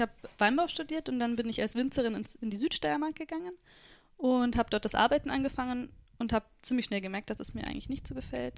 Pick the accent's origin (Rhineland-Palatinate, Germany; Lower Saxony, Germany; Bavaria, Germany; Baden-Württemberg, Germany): Bavaria, Germany; Freising; also born or lived in Südburgenland; now in Austria; Ich bin in Freising aufgewachsen